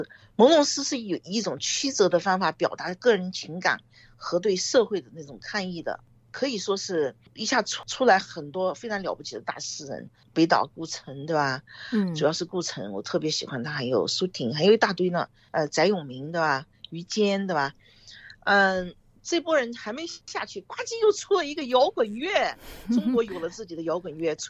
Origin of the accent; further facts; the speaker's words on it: Gangshan, Kaohsiung, Taiwan; now in United States; Alto、Silicon Valley 是我两个孩子的 hometown，是我女儿的故乡，但它不是我的家乡。这个东西非常 tricky。高雄的冈山给你。对你就是第一故乡